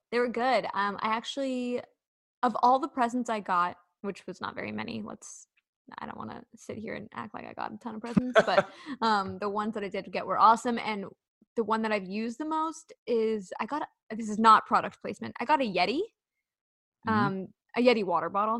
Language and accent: English; Sacramento, California, United States